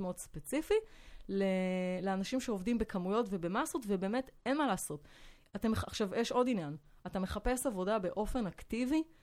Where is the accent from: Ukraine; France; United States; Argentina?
France; Hebrew is a second language; moved away as an adult; now in Israel; גדלתי בצרפת, אה, עליתי לארץ בגיל שמונה עשרה